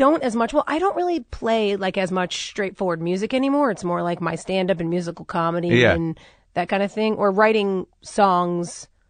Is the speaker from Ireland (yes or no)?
no; Oceanside, New York, United States; now in Los Angeles, United States; I grew up in Oceanside, Long Island.